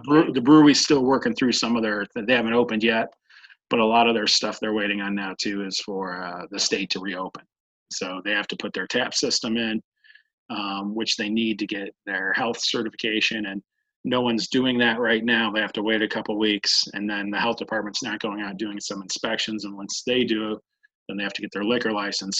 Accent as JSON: {"language": "English", "town": "Medina", "region": "Ohio", "country": "United States", "tie": "born or raised there", "said": "I was born in Medina, Ohio. Uh, lived here for uh, my entire life through uh, high school"}